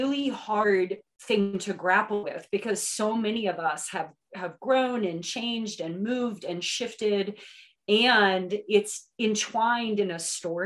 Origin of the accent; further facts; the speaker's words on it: West Virginia, United States; now in Asheville, United States; I was born and raised in West Virginia, came down here to the mountains of North Carolina in about 1993